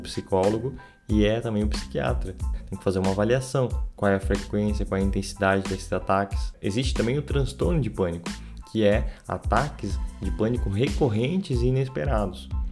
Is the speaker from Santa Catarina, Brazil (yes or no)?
yes; Santa Catarina, Brazil; sou de Santa Catarina